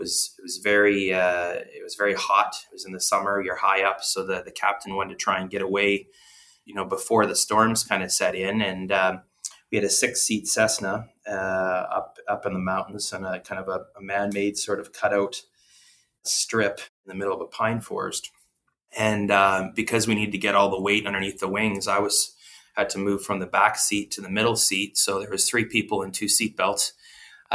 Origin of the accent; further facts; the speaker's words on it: Didsbury, Alberta, Canada; I grew up as a fourth generation on the family farm in south central Alberta, about an hour northwest of Calgary, a little place called Didsbury.